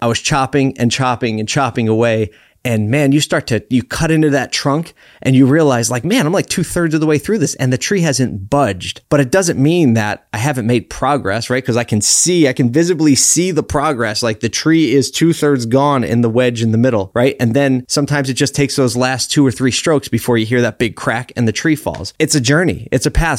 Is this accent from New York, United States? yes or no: no; Philadelphia, Pennsylvania, United States; I grew up in Philly, so it's close to my heart